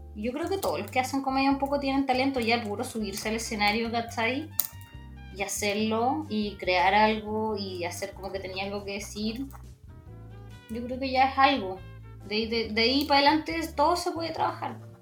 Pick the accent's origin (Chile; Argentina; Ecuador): Chile